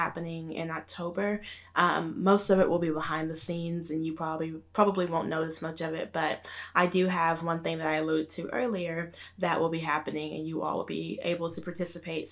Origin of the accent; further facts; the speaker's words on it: Arkansas, United States; moved away; growing up in Arkansas and like out in the country